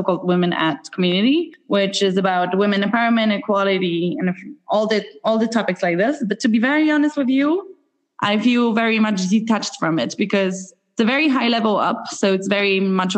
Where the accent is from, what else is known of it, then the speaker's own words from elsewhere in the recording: Poland; moved away as an adult; now in Dublin, Ireland; I'm from Poland myself.